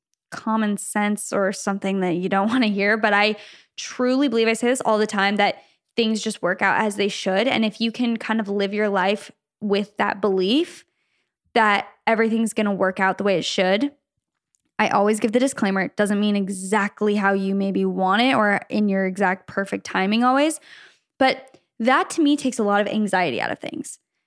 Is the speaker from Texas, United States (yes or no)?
no; Michigan, United States; I'm from Michigan and recently got accepted into UCLA for law school.